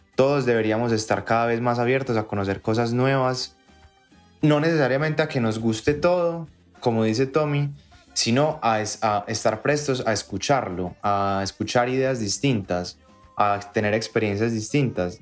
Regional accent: Colombia; lo que nos identifica como colombianos en la música y en todo es nuestra historia

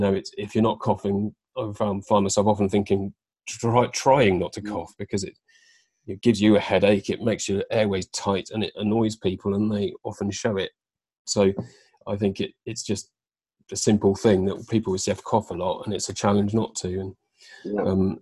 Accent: Devon, South West England, United Kingdom; also born or lived in London; I moved from London, where I was living, back down to Devon, which is where my family are

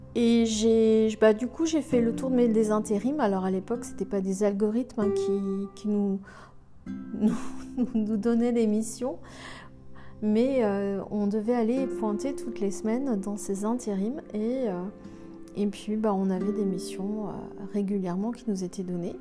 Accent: Saint-Nazaire, Pays de la Loire, France; je suis née à Saint-Nazaire en mille neuf cent soixante et onze

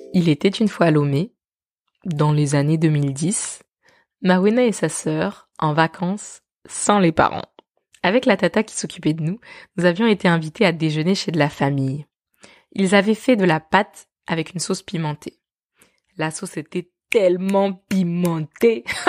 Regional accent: France; je suis née et j'ai grandi en France dans une petite ville

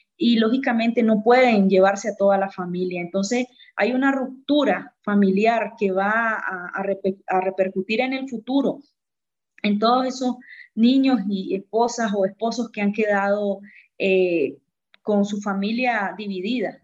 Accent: Nicaragua; moved away as an adult; no es porque me vine porque quería estar fuera de Nicaragua, al contrario, quisiera regresar lo más pronto posible

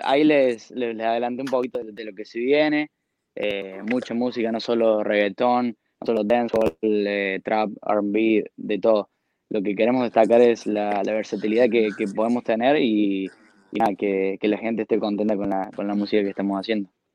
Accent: Argentina; Soy el primer argentino

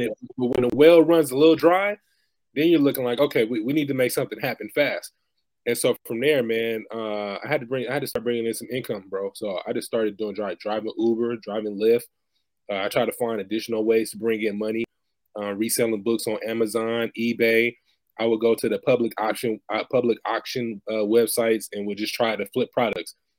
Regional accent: Bay Area, California, United States; now in Stockton, United States; originally born and raised in the Bay Area, now currently residing in Stockton, California

